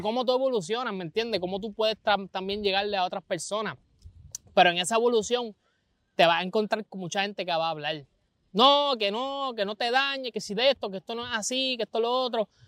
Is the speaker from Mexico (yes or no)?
no; Vega Baja, Puerto Rico; soy un joven de Vega Baja